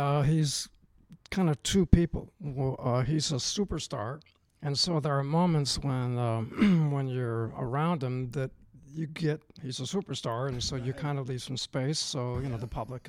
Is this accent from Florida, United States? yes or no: no; Oakland, California, United States; My hometown.